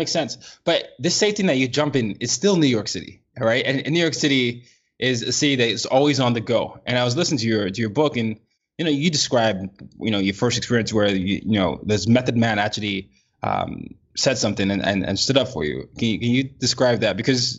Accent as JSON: {"language": "English", "country": "Nigeria", "said": "Now, I'm Nigerian, so I had a lot of history of knowledge of that. But as I started to grow up in different parts of the world"}